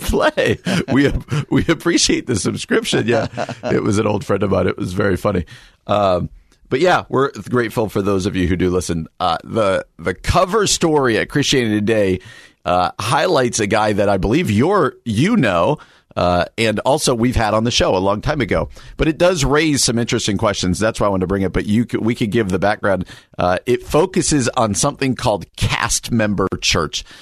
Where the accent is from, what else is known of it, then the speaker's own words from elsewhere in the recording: New Jersey, United States; moved away; where I grew up in New Jersey